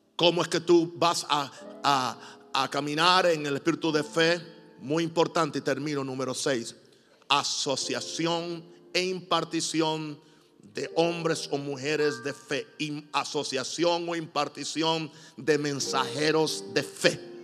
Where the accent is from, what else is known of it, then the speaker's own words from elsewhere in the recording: Puerto Rico; yo soy puertorriqueño